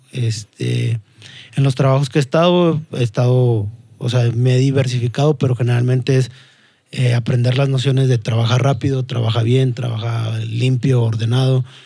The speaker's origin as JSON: {"language": "Spanish", "town": "Saltillo", "region": "Coahuila", "country": "Mexico", "tie": "born or raised there", "also_born_or_lived": "Mexico City", "said": "la jefa se decide regresar para, para acá, para, para Saltillo, y básicamente me considero eh, más norteño que, que, otra cosa. Siempre he vivido aquí, bueno, la, la, mayor parte de mi vida la he vivido aquí, me considero saltillense."}